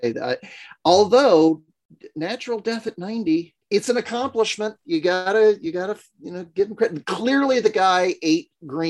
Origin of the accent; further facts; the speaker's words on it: United States; As an American in 2022